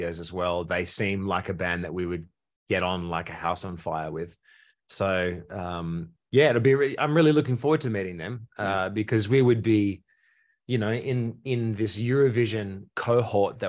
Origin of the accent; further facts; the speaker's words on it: Australia; proud to be Australian